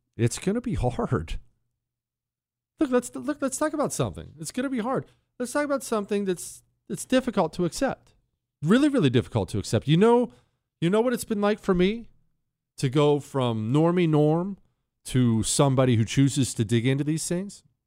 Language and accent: English; United States; as an American, as somebody who absolutely adores my country